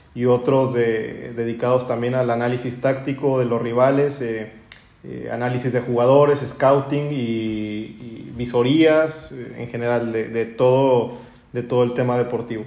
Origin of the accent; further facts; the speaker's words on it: Torreón, Coahuila, Mexico; also born or lived in Spain; soy, de Torreón